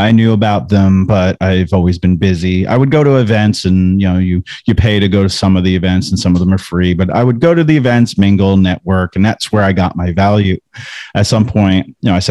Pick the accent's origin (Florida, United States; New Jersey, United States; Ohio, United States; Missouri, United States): New Jersey, United States; now in North Carolina, United States; I'm from New Jersey.